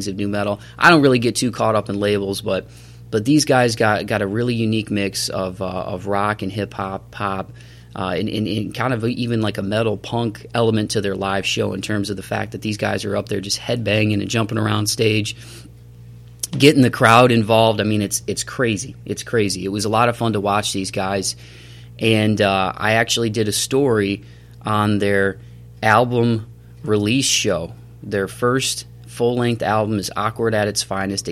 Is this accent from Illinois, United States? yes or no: no; Toledo, Ohio, United States; I grew up in Toledo, Ohio.